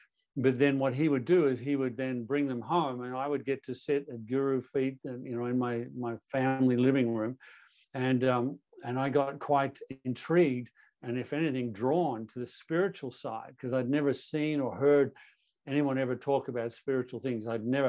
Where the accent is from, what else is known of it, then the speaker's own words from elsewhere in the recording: Toronto, Ontario, Canada; also born or lived in Australia; But I was born in Toronto, born and raised in Canada.